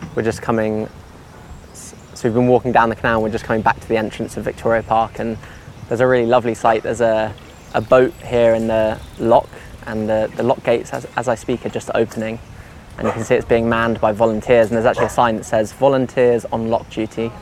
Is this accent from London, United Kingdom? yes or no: yes; London, United Kingdom; I, I grew up in West London